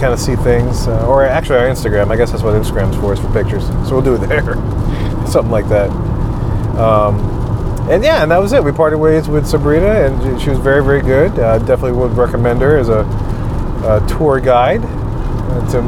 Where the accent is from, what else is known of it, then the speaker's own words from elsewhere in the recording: Louisiana, United States; we're from Louisiana